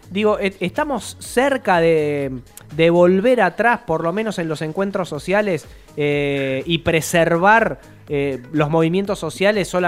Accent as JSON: {"language": "Spanish", "town": "Rosario", "region": "Santa Fe", "country": "Argentina", "said": "me da la sensación que como rosarinos eh, estamos muy relajados en el momento en el cual más tenemos que estar cuidándonos."}